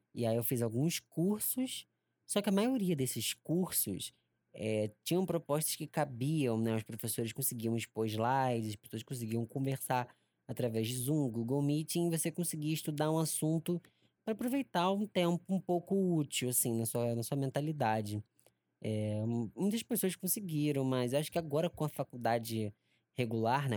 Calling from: Rio de Janeiro, Brazil; eu falo daqui de Genópolis, diretamente da zona norte do Rio de Janeiro

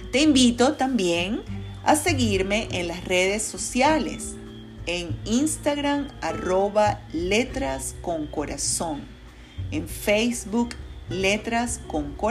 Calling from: Caracas, Capital District, Venezuela; te saludo con mucho cariño desde la ciudad de Caracas, Venezuela.

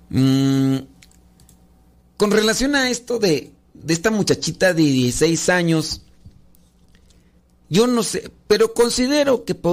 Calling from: Denver, Colorado, United States; Hola padre, somos las hijas de Laura y lo escuchamos desde Denver.

